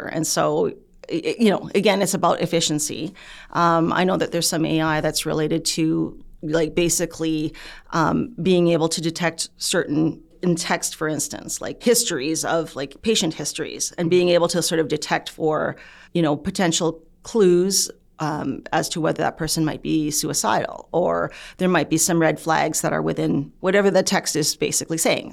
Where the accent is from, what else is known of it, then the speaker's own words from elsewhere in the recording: Canada; I'm Canadian born. Um, my parents were, you know, came from the Philippines